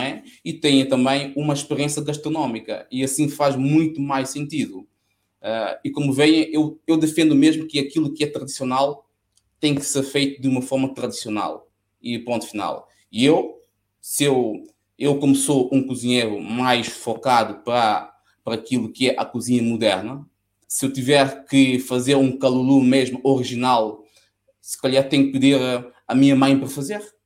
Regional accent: São Tomé & Príncipe; now in Coimbra, Portugal; São Tomé é a minha terra e certamente que se calhar um dia vou acabar mesmo por ah, regressar

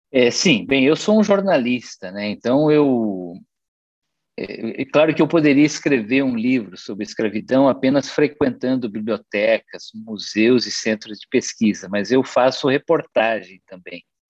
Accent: Maringá, Paraná, Brazil; moved away as an adult; now in Viana do Castelo, Portugal; eu sou de Maringá, mas eu estou em Viana do Castelo.

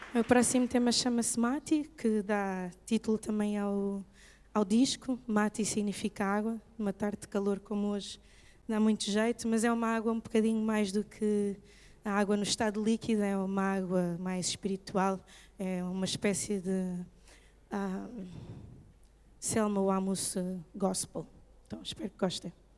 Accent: Mozambique; now in Portugal; poder voltar para Moçambique e poder ajudar o meu país a reconstruir-se

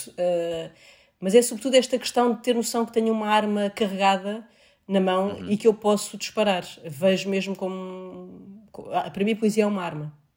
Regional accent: Seixal, Setúbal, Portugal; lá na Câmara Municipal de Seixal, que foi onde eu cresci

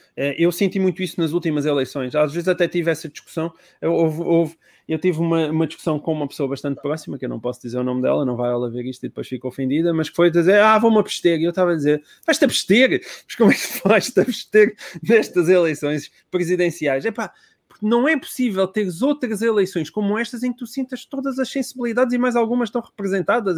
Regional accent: Portalegre District, Portugal; Eu sou de Porto Alegre

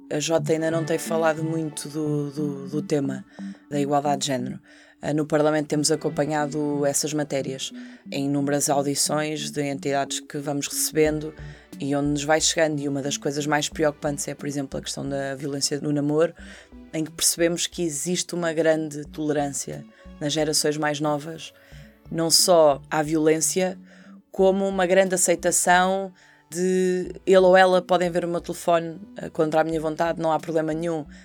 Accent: Portugal; na Marinha, ainda por cima na minha terra

